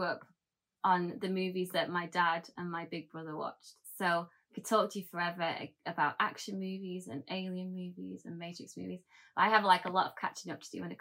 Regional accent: United Kingdom; I'm British

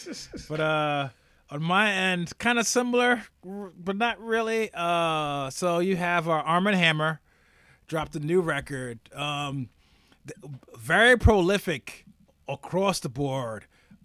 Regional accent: New York, United States; as a New Yorker, you move to a new apartment

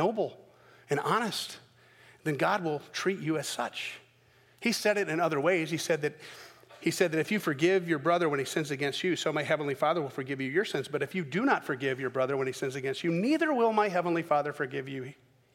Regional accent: the South, United States; I'm from the South

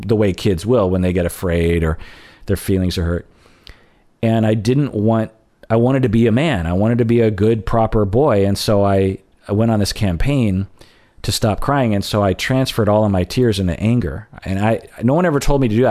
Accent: United States; I'm Japanese American

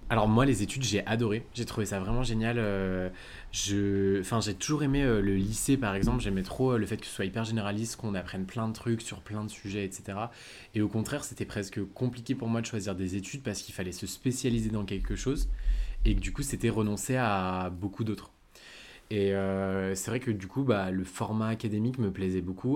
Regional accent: Lyon, Auvergne-Rhône-Alpes, France; moved away as an adult; also born or lived in United States; now in Paris, France; j'habite maintenant à Paris mais je suis originaire de Lyon.

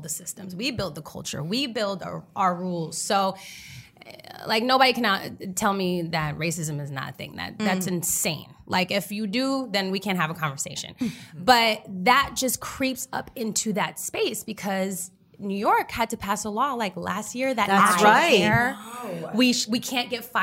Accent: Berlin, Germany; first language German; English is a second language; moved away; it was cool growing up there as a kid

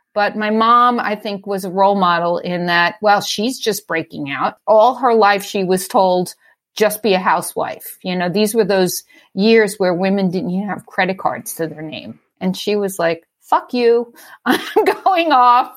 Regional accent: New York City, New York, United States; moved away as an adult; also born or lived in Brooklyn; now in Oakland, United States; So I lived in Staten Island. I grew up in Staten Island.

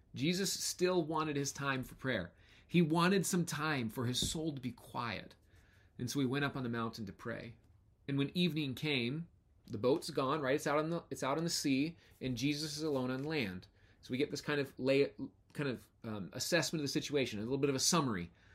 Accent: United States; As American Christians

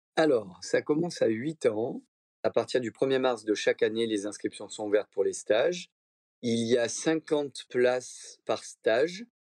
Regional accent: Monaco; je suis né à Monaco, donc on est très proche de la mer

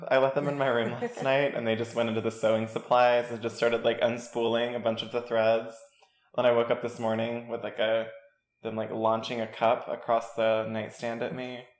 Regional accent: Kingsport, Tennessee, United States; So I'm originally from Kingsport, Tennessee, which is the Appalachian part of Tennessee. I moved all over with my family. That's where I'm originally from.

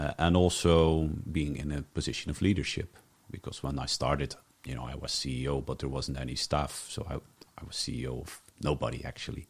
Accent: Zeelandic Flanders, Netherlands; moved away as an adult; also born or lived in Ghent, Belgium / Brussels, Belgium; now in Belgium; I was born in Zeeland, Flanders, which is the Netherlands, but it's so close to Flanders that most people consider them more Flemish than Dutch or something in between

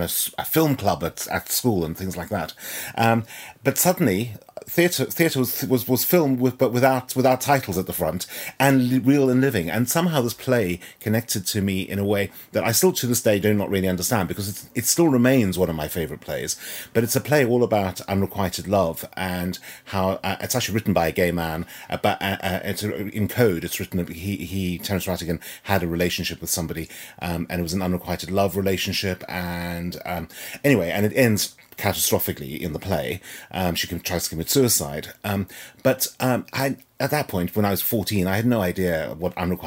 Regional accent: Johannesburg, Gauteng, South Africa; moved away; I was born and brought up in Johannesburg, South Africa

